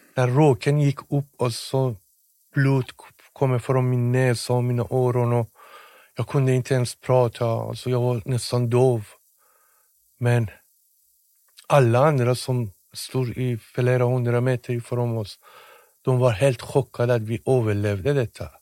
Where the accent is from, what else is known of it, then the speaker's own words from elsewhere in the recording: Tehran, Tehran Province, Iran; Swedish is a second language; moved away as an adult; now in Sweden; jag är från Teheran